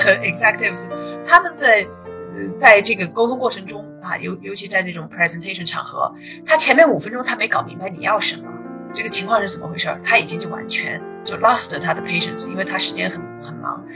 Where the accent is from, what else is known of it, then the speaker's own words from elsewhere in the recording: China; now in United States; 我们中国人